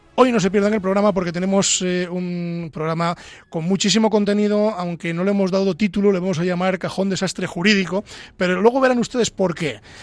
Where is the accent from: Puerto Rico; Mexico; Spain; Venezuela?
Spain; Castile and León; yo soy de Ávila